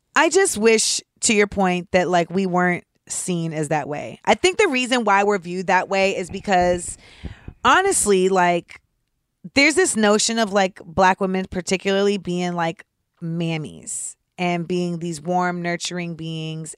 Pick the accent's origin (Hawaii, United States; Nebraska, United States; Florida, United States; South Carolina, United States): Florida, United States; Orlando; I'm from Orlando